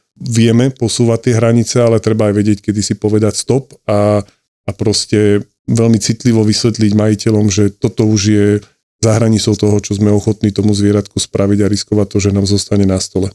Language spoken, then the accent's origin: Slovak; Bratislava, Bratislava Region, Slovakia; som z Bratislavy a tým pádom medzi klientami mám spustu kamarátov, známych, rodina, eh, ľudí, ktorých poznám ešte od detstva zo sídliska